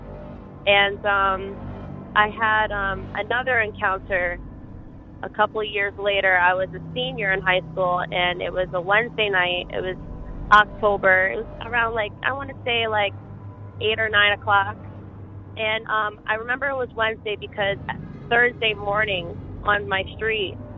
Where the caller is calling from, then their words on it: Dutchess County, New York, United States; also born or lived in Beacon, New York; I'm calling from Dutchess County, New York